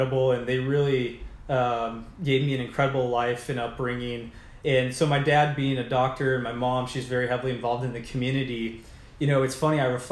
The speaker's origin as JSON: {"language": "English", "area": "Orange County", "region": "California", "country": "United States", "tie": "born or raised there", "said": "the bubble I grew up in Orange County"}